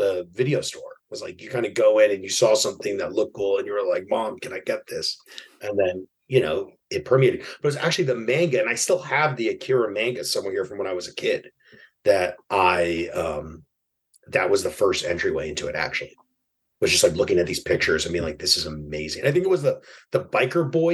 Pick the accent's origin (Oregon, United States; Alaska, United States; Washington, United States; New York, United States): New York, United States; New York City; I grew up in New York City in Broadway Lafayette at the time.